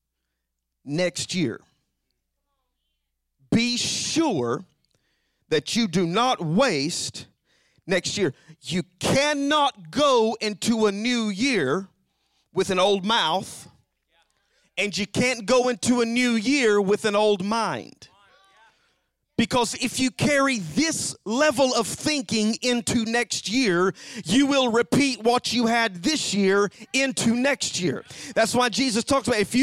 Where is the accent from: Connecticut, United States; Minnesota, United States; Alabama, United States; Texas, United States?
Alabama, United States; now in Knoxville, United States; I'm from Alabama